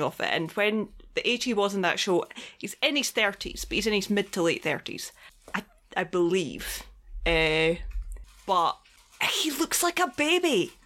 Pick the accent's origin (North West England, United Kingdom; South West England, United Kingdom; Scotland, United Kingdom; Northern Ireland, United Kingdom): Scotland, United Kingdom; I come from Scotland